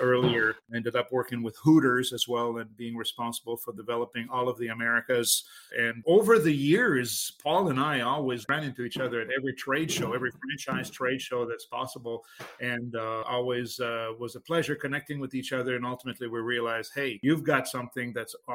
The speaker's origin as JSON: {"language": "English", "town": "Quebec City", "region": "Quebec", "country": "Canada", "tie": "born or raised there", "first_language": "French", "second_language": "English", "moved": "yes", "said": "I was born and raised in French Canadian in Quebec City, Canada, and English was really basically a second native language"}